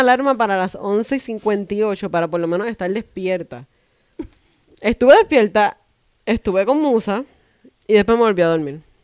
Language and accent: Spanish; Puerto Rico